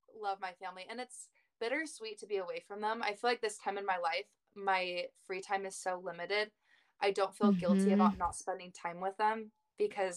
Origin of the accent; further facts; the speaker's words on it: Mesa, Arizona, United States; moved away as an adult; also born or lived in Independence, Missouri; I'm from Mesa, Arizona, born and raised. I lived there the first 19 years of my life.